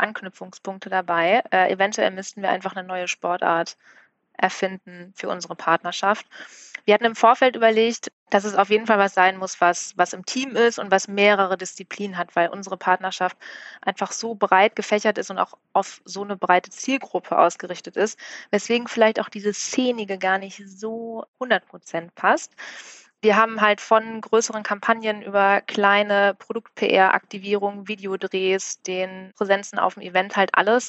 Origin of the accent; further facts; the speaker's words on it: Bielefeld, North Rhine-Westphalia, Germany; moved away as an adult; now in Hamburg, Germany; seit 2013 auch in Hamburg, komme gebürtig aus Bielefeld